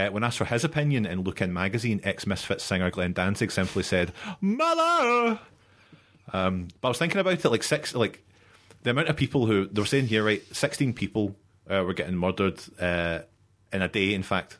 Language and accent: English; Coatbridge, Scotland, United Kingdom; Coatbridge, you know, my hometown.